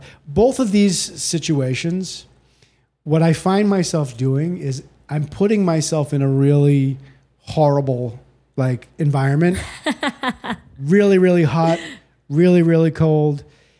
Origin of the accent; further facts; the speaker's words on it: Boston, Massachusetts, United States; Outside of Boston.